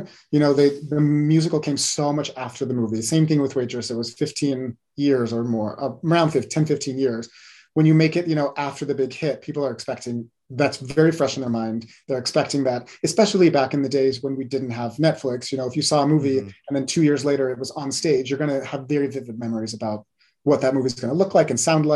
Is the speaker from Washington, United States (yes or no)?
yes; Washington, United States; now in Reno, United States; growing up in Washington State in the early 2000s, 1990s